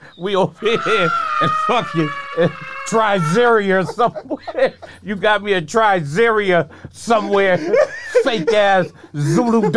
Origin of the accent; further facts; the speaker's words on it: Norwalk, Connecticut, United States; I'm from Norwalk, and I live in the 261 a long time ago. You know, that's where we from, Connecticut.